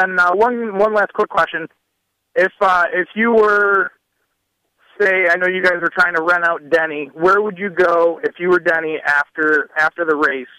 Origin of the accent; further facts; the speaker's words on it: Western New York, United States; I'm from Western New York